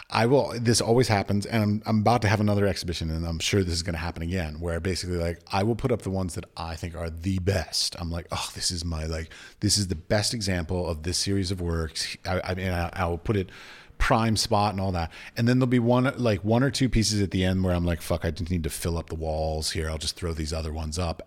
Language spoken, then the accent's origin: English; United States; moved away as an adult; also born or lived in Abu Dhabi; now in Prague, Czech Republic; I was raised in the United States.